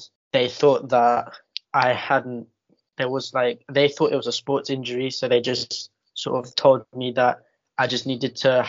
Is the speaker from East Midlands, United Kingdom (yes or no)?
no; London, United Kingdom; I'm from East London, I live in Newham.